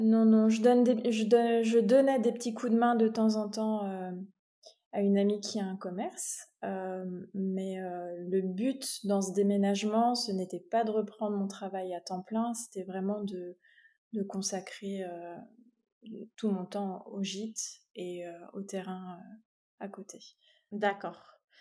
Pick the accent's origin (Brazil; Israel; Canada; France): France; Champagne-Ardenne, Grand Est; also born or lived in Belgium; now in Finistère, France; je suis originaire de Champagne-Ardenne